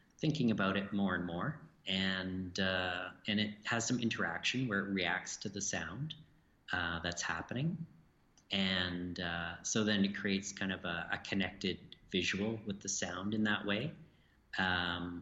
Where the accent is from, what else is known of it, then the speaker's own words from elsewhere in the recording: Edmonton, Alberta, Canada; I'm from Edmonton in Alberta